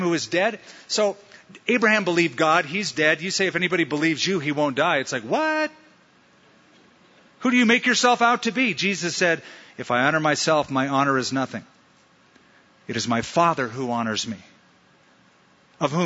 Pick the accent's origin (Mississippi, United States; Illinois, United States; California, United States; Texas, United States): California, United States; Huntington Beach; now in Albuquerque, United States; where I grew up in Huntington Beach